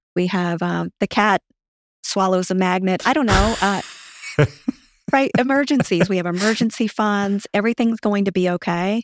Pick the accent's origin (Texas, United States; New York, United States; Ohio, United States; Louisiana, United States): Louisiana, United States; accent: southern; also born or lived in Japan; now in Fort Myers, United States; I'm from Louisiana